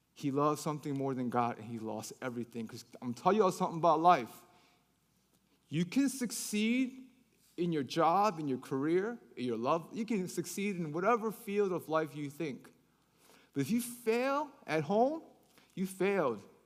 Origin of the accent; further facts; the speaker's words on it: Baltimore, Maryland, United States; moved away as an adult; also born or lived in Korea; now in Atlanta, United States; I grew up in Baltimore City